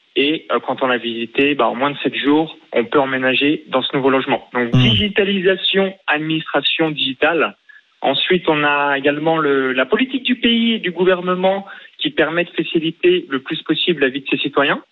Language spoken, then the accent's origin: French; near Chalon-sur-Saône, Bourgogne-Franche-Comté, France; born or raised there; now in Estonia